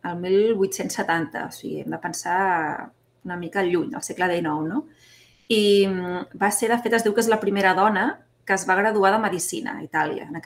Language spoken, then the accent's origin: Catalan; Barcelona, Catalonia, Spain; Doncs sí, mira … mm, sóc de Barcelona.